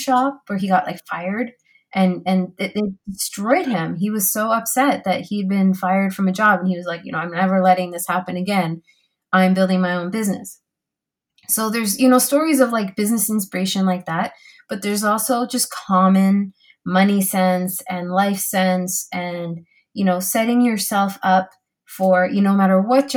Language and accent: English; Canada; I'm so Canadian